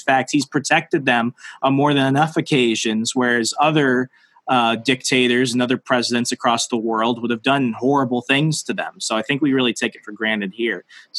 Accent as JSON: {"language": "English", "region": "Arizona", "country": "United States", "tie": "born or raised there", "said": "growing up in Arizona, you know, a few miles away from the U.S.-Mexican border"}